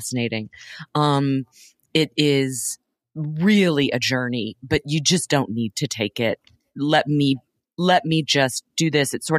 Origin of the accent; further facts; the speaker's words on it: Texas, United States; moved away; I'm from Texas